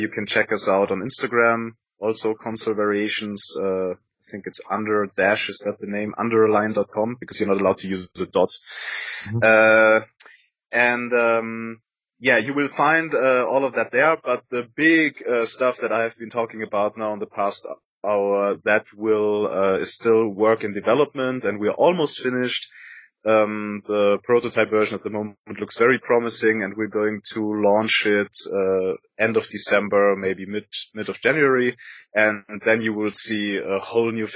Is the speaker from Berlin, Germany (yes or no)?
no; Munich, Bavaria, Germany; Armin and I, we're both from Munich